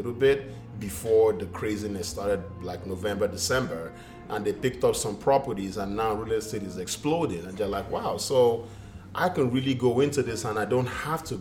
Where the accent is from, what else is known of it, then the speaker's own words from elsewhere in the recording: Nigeria; moved away; me being Nigerian, African